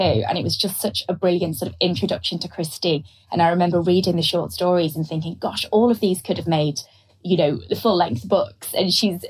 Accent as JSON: {"language": "English", "town": "Liverpool", "region": "North West England", "country": "United Kingdom", "said": "I was from Liverpool"}